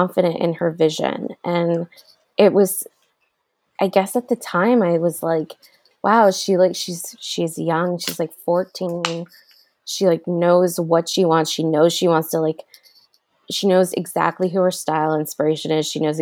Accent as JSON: {"language": "English", "region": "New Jersey", "country": "United States", "tie": "born or raised there", "said": "I grew up in New Jersey"}